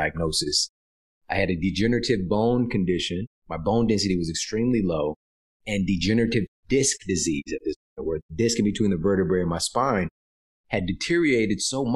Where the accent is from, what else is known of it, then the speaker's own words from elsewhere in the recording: Ferguson, Missouri, United States; Coming from where I'm from St. Louis, Missouri, Ferguson, Missouri.